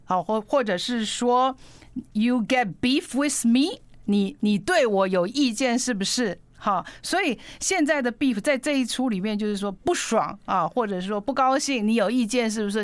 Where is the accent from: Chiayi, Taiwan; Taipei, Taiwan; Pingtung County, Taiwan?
Pingtung County, Taiwan; moved away; 我，我小时候在屏东